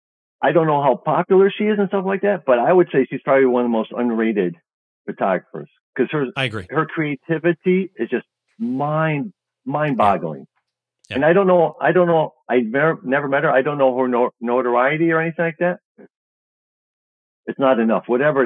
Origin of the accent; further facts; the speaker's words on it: Chicago, Illinois, United States; I'm from Chicago, and it's just great.